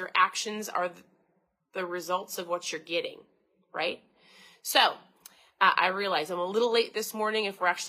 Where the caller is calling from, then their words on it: Minnesota, United States; So I'm tuning in from Minnesota.